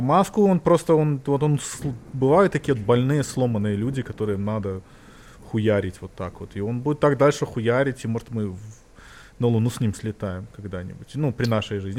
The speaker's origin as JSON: {"language": "Russian", "country": "Belarus", "said": "Я как коренной белорус"}